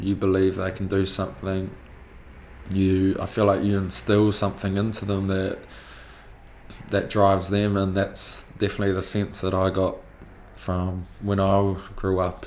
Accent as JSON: {"language": "English", "town": "Napier", "region": "Hawke's Bay", "country": "New Zealand", "tie": "born or raised there", "said": "so I'm from Napier, Hawke's Bay"}